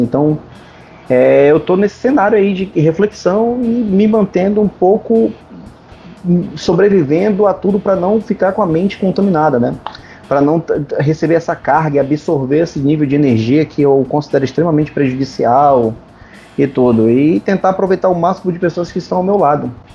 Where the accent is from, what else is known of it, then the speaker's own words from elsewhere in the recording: North Region of Brazil, Brazil; como nortista